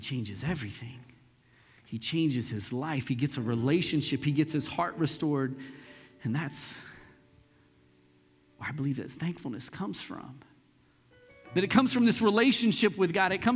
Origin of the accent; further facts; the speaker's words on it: Lee's Summit, Missouri, United States; also born or lived in Northeast Kansas City, Missouri; when we moved from Northeast out to Lee Summit